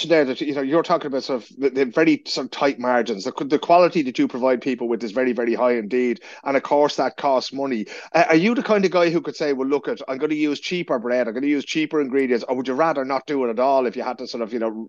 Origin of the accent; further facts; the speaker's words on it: Ireland; we're always very modest about this as Irish people